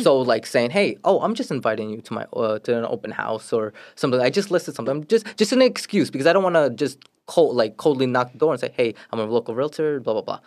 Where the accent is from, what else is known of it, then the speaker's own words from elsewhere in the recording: New York City, New York, United States; also born or lived in Florida; now in Queens, New York, United States; I grew up in Brooklyn. I grew up in Brooklyn for m, basically my whole life